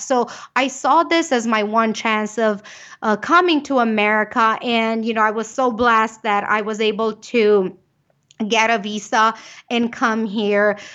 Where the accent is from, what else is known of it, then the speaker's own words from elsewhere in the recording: Romania; English is a second language; moved away as an adult; now in United States; I am from Romania. You can probably catch a little bit of the accent.